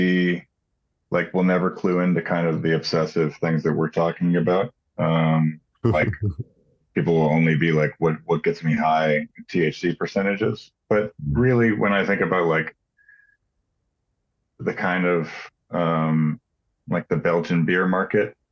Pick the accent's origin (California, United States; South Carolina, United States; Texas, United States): Texas, United States; Houston; I grew up in Houston